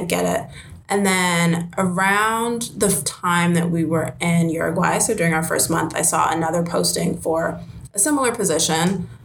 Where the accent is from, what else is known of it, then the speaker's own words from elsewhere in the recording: Silver Spring, Maryland, United States; I'm from Silver Spring, Maryland, born and raised, grew up there